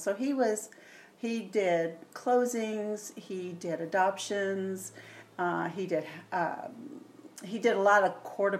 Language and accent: English; Tidewater, Virginia, United States; now in Arizona, United States; I'm from Virginia. Oh, really? What part? The Tidewater area, which is like Norfolk, Virginia Beach, Newport News. It's down the southern, just above North Carolina.